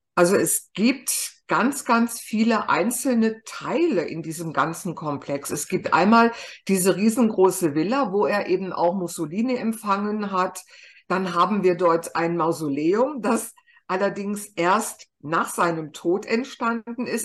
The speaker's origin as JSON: {"language": "German", "country": "Germany", "said": "bei uns in Deutschland"}